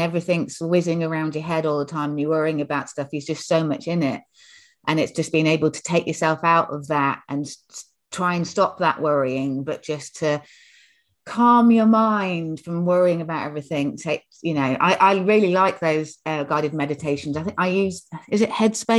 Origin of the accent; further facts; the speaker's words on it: Yorkshire and the Humber, United Kingdom; I'm from Yorkshire originally.